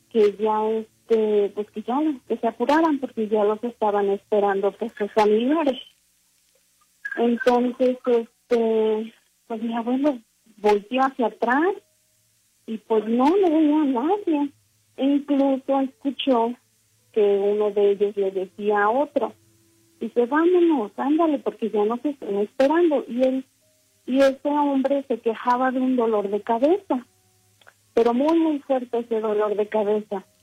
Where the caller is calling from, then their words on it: Salt Lake City, Utah, United States; Hablo desde acá de, Estados Unidos, del estado de Utah, Salt Lake City.